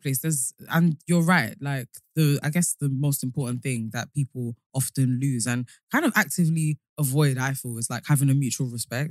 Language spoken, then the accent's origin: English; London, United Kingdom; born or raised there